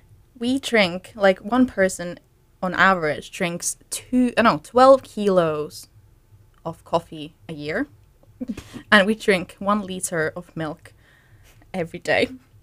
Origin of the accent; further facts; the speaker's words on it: Luxembourg; also born or lived in Finland / Scotland; I'm Finnish, but I've lived most of my life in Luxembourg, and I go to uni in the UK in Scotland, but now I'm in California as an exchange student.